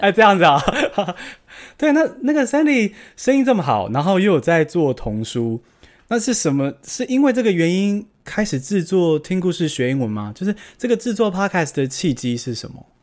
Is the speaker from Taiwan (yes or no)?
yes; Taiwan; 我也是土生土长，台湾人